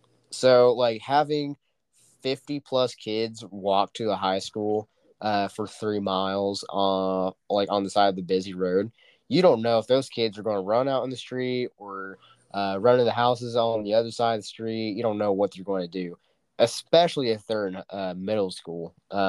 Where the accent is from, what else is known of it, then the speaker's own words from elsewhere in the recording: Dewey, United States; I don't think Dewey, my hometown, is not going to get there anytime soon.